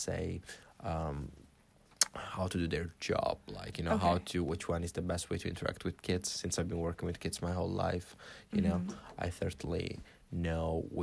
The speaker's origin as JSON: {"language": "English", "country": "Italy", "also_born_or_lived": "China / London", "moved": "as an adult", "said": "I'm an English teacher. I'm from Italy"}